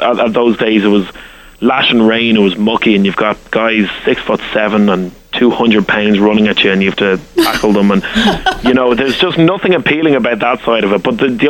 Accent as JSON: {"language": "English", "country": "Ireland", "accent": "Irish", "said": "as an Irishman, only a few years ago, I'd never been to the States"}